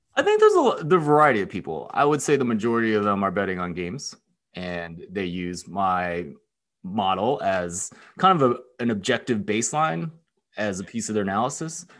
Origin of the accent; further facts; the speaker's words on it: Philadelphia, Pennsylvania, United States; moved away as an adult; also born or lived in Texas / Stanford, California / Bay Area, California; now in Ann Arbor, United States; I grew up in Pennsylvania, I went to college in Texas, and then I went out to Stanford for grad school